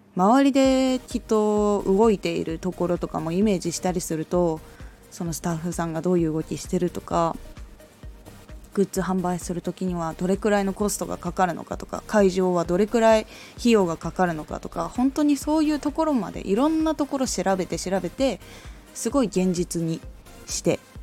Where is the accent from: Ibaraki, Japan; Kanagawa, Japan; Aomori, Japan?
Aomori, Japan; 私はその時に地元青森の方にいて